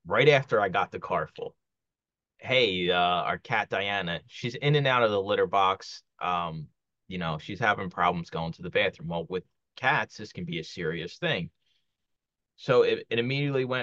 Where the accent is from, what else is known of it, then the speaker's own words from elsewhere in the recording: Philadelphia, Pennsylvania, United States; moved away as an adult; I grew up in Kensington. It's a neighborhood in Philly